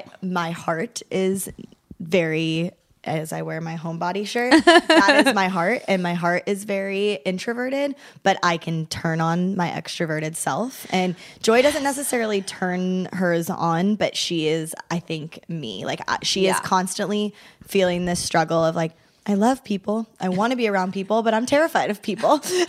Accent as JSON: {"language": "English", "town": "Kansas City", "country": "United States", "said": "I'm from Kansas City"}